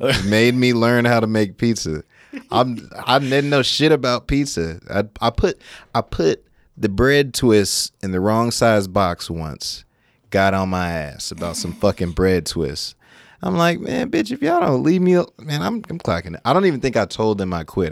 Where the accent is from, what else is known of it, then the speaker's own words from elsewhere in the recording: Sacramento, California, United States; born and raised in Sacramento.